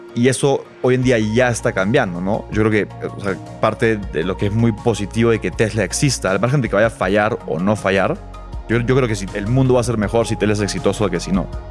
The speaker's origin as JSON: {"language": "Spanish", "region": "Lima", "country": "Peru", "also_born_or_lived": "Boston / Chile", "moved": "as an adult", "said": "soy peruano, eh, de Lima, pero no vivo en Lima hace ocho años"}